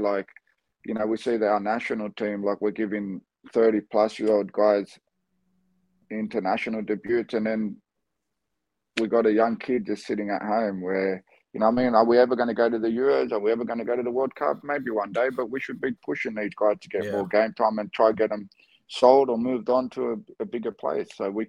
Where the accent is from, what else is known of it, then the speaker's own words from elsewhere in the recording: Australia; born there; So I'm Australian born, but everything about me is Greek, right? I'm Cypriot.